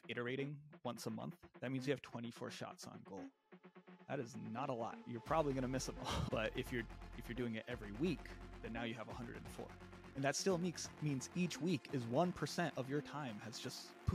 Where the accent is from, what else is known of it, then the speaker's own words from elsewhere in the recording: Virginia Beach, Virginia, United States; moved away as an adult; also born or lived in Bay Area, California; now in New York City, United States; I'm from a suburb of Virginia Beach, which is a city about 3 hours south of DC if you're driving. Grew up in Virginia